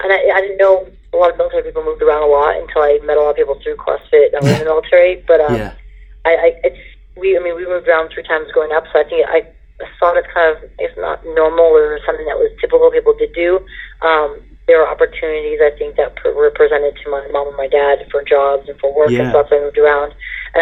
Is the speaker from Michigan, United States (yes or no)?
no; Montana, United States; also born or lived in La Jolla, California / Mercer Island, Washington; And then when I was 8, we moved to Montana. And then I pretty much grew up in Montana. So I kind of consider myself a Montana girl in that aspect. Grew up there, went through high school